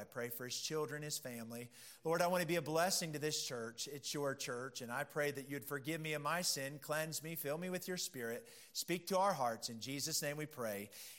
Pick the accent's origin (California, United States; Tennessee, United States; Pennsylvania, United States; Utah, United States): Pennsylvania, United States; My mom's side of the family, they're all dairy farmers. I'm from Pennsylvania. And so they're all dairy farmers.